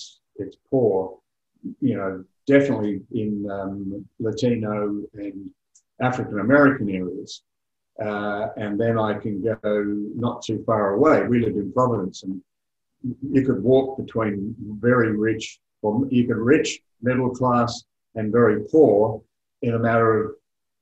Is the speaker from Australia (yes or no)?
yes; Australia; also born or lived in United Kingdom; having lived for 10 years in the United Kingdom, and obviously I'm Australian